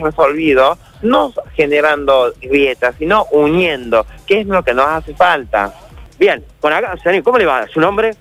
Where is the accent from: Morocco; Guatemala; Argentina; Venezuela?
Argentina; como argentinos y argentinas